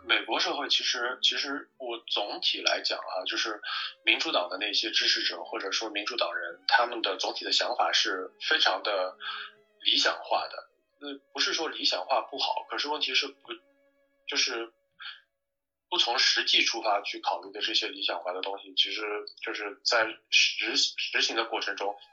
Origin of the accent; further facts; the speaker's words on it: China; moved away as an adult; also born or lived in Shanghai; now in United States; 作为一个中国人